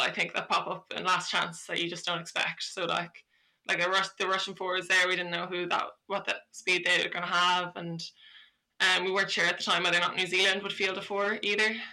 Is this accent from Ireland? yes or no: yes; Dublin, Leinster, Ireland; moved away as an adult; now in Cork, Ireland; I'm from Dublin